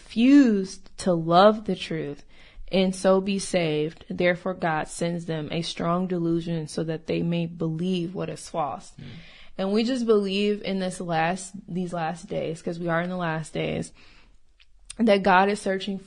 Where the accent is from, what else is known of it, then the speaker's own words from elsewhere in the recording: Rockford, Illinois, United States; now in Texas, United States; I'm originally from Rockford, Illinois.